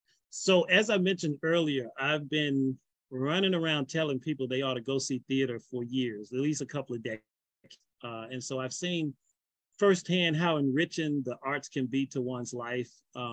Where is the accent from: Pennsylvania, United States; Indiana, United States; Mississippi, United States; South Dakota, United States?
Mississippi, United States; also born or lived in Los Angeles / Texas; now in Atlanta, United States; Very excited to be here. I'm originally from Mississippi. I've lived in and out of the Atlanta area since 1991.